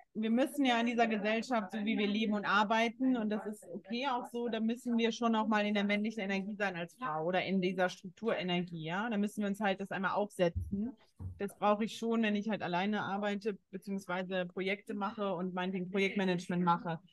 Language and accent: German; Germany; Bei uns in Deutschland